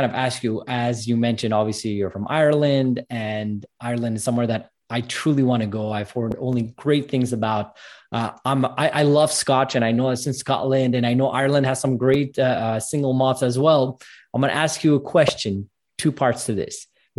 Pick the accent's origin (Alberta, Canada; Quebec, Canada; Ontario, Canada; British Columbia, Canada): Quebec, Canada; Montreal; I'm from Montreal, Canada, and it's very bipolar weather, I call it.